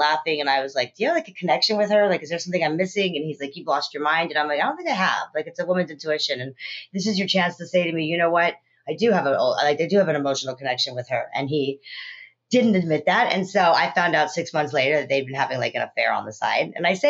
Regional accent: California, United States; also born or lived in South Africa; I was born in South Africa, raised in California.

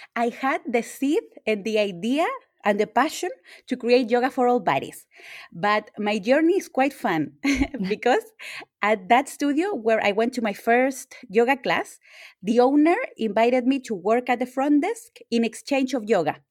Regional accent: Chile; I'm from Chile

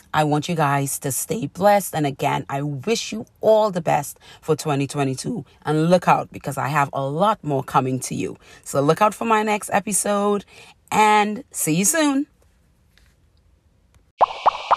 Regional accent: Trinidad & Tobago; growing up in Trinidad

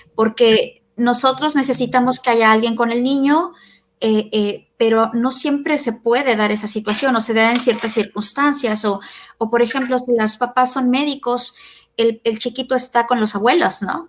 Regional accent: Mexico; nosotros como latinoamericanos, este, en Argentina y en México

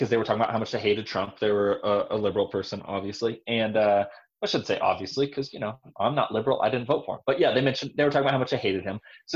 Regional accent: Southern California, United States; moved away; I'm from California. I'm from Southern California

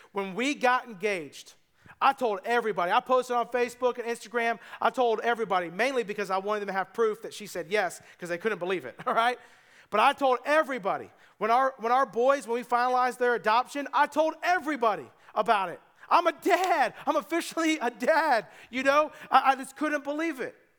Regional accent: United States; I'm just an American

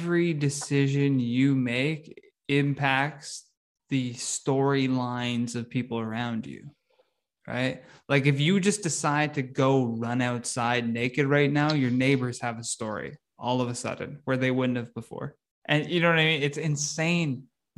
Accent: Brockville, Ontario, Canada; moved away as an adult; also born or lived in Oshawa / Toronto; now in Ottawa, Canada; I'm from Brockville

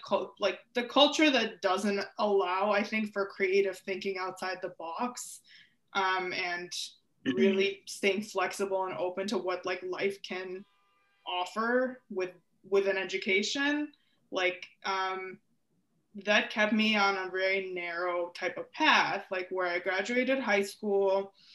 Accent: Ukraine; I think I started the Ending the Silence presentations by saying I'm from Ukraine because that's an important piece of how I was raised to think about mental health

